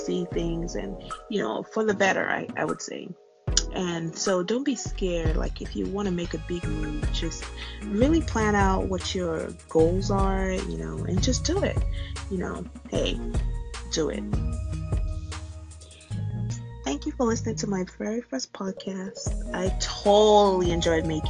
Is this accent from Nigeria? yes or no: yes; Nigeria; moved away as an adult; now in United States; I am Nigerian born